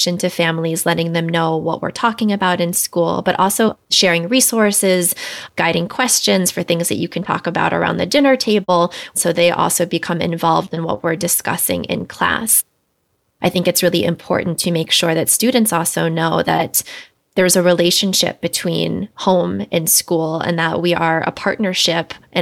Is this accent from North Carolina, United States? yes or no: no; Washington, District of Columbia, United States; moved away as an adult; also born or lived in Los Angeles; I grew up in Washington, D.C., but I went to graduate school out in Los Angeles